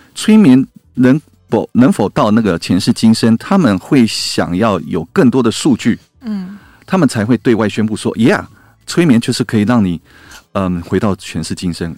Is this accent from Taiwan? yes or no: yes; Taiwan; 身为台湾人